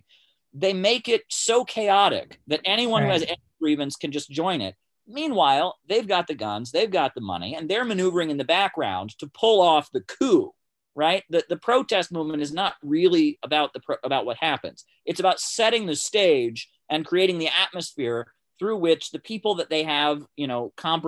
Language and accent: English; near Kent State University, Ohio, United States; I grew up near Kent State University